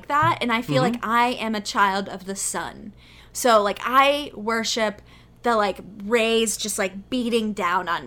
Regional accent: Texas, United States; moved away; I'm from Texas

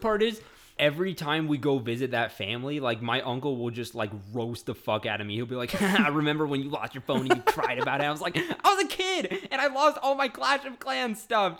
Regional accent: Frisco, Texas, United States; I'm a hick from Frisco

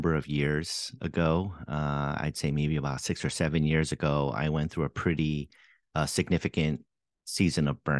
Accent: New York City, New York, United States; also born or lived in Seoul, South Korea / Boston area; now in Boston, United States; I grew up in the New York City area and actually spent a little bit of time in Seoul, Korea as well, and came back here for college

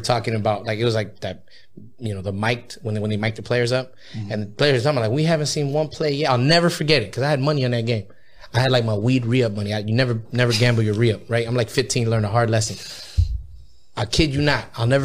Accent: Ontario, California, United States; I grew up in the Inland Empire, man, in a little city called Ontario

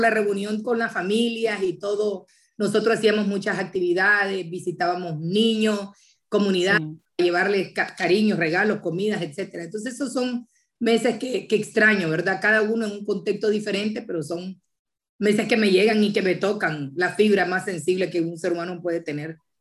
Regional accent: Nicaragua; moved away; como nicaragüenses

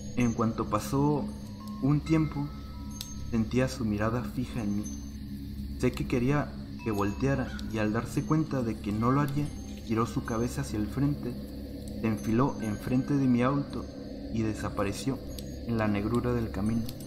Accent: Rosarito, Baja California, Mexico; soy mexicano, o sea, llevo toda mi vida aquí

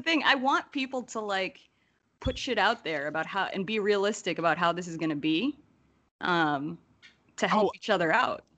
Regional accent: New Jersey, United States; I'm originally from Jersey

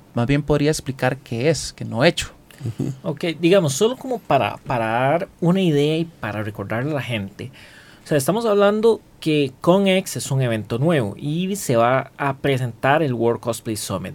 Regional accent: Costa Rica

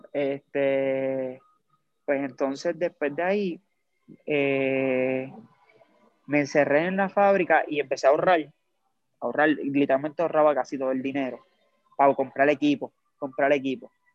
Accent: Lares, Puerto Rico; soy natural de Lares, de Lares, Puerto Rico

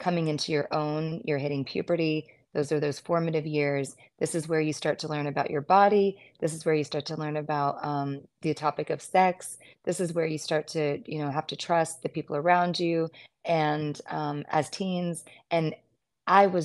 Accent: United States; also born or lived in Mississippi / Arkansas; I was in Deep South Mississippi, and I grew up there in Arkansas.

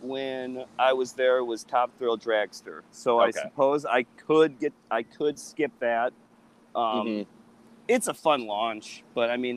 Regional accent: Chicago, Illinois, United States; I'm from Chicagoland area

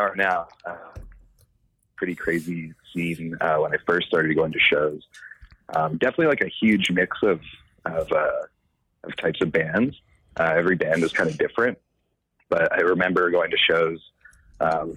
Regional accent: Calgary, Alberta, Canada; Growing up in Calgary is, I don't know, a normal place to grow up.

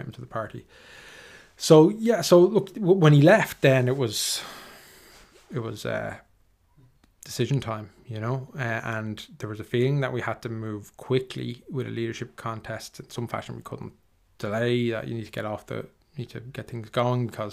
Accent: Dublin, Leinster, Ireland; I grew up in Finglas

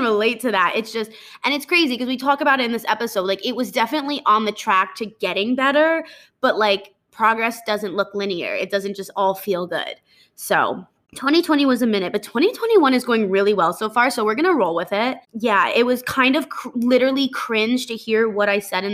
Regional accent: New Jersey, United States; moved away as an adult; also born or lived in Connecticut; now in Texas, United States; I'm from New Jersey

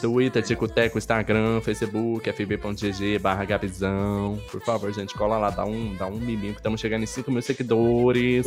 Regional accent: interior of São Paulo, Brazil; moved away; Eu sou do interior de São Paulo

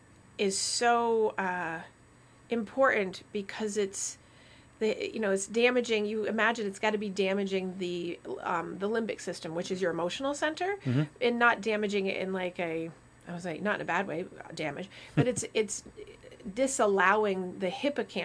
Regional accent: Vermont, United States; Growing up in Vermont, I can detect like snow in the air

